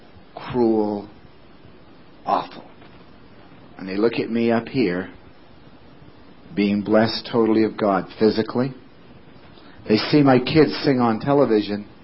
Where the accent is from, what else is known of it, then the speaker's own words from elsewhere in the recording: West Sumner, Maine, United States; my hometown in West Sumner